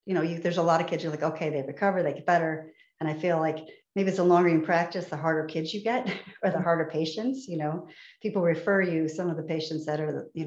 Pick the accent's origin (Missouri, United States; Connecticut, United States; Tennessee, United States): Connecticut, United States; I'm from Connecticut